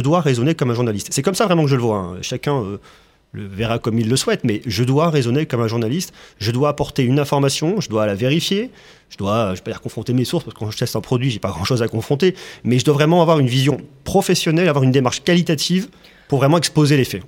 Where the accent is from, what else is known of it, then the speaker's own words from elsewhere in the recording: Clermont-Ferrand, Auvergne-Rhône-Alpes, France; je suis originaire de Clermont-Ferrand